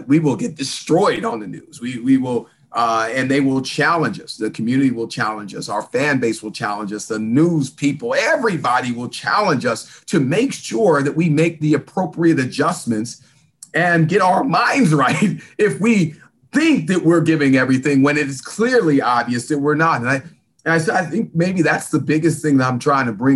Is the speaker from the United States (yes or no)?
yes; California, United States; also born or lived in Salina, Kansas; now in Atlanta, United States; I was born in a small town called Salina, Kansas. So I've got some Midwest roots, even though I grew up in California